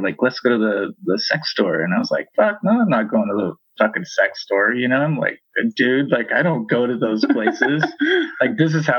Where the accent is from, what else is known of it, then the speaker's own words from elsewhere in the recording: Pacific Northwest, United States; I'm from the Pacific Northwest, and we're in our mid-30s.